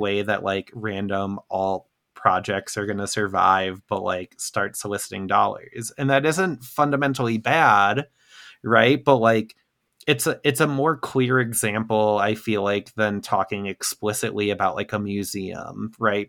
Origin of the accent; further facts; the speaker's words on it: Midwest, United States; a Midwesterner